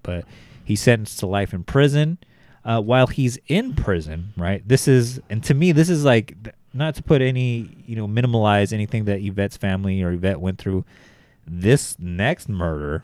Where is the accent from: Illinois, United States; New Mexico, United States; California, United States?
California, United States; Bakersfield; born in Bakersfield, uh, my hometown